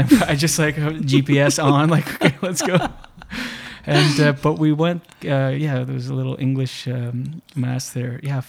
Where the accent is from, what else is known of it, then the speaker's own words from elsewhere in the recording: New Brunswick, Canada; first language French; English is a second language; moved away; So my grandfather, Dion, from Quebec. But no, I grew up on the East Coast in New Brunswick, so I'm an Acadian.